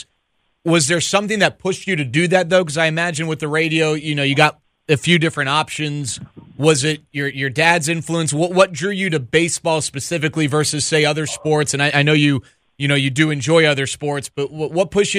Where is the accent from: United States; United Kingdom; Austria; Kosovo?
United States; Dallas, Texas; moved away as an adult; also born or lived in Los Angeles; I grew up in Dallas, not necessarily downtown, but I mean, I grew up in a big city and then went to college in Los Angeles